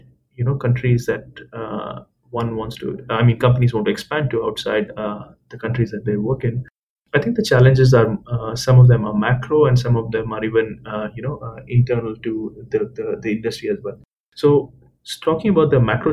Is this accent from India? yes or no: yes; India; moved away; I'm Indian, I've grown up in India